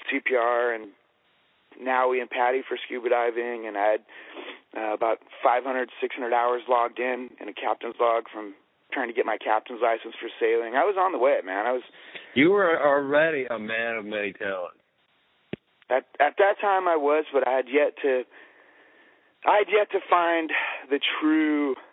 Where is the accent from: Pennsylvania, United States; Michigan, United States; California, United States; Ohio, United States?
California, United States; La Puente; also born or lived in Upland, California; I originally before that was in La Puente. Man, I grew up La in La Puente.